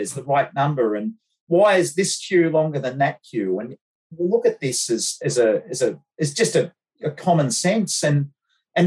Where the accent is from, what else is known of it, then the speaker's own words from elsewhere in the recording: Bathurst, New South Wales, Australia; I grew up in Bathurst